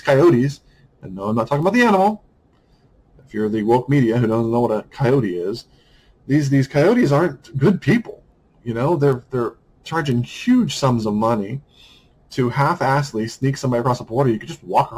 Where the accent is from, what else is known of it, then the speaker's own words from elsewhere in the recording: United States; I'm a white American